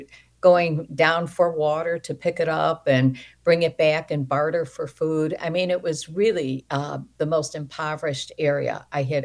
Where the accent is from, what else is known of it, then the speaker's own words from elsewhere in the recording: Chicago, Illinois, United States; now in Naperville, United States; Well, I'm originally from Chicago, and I was born and raised there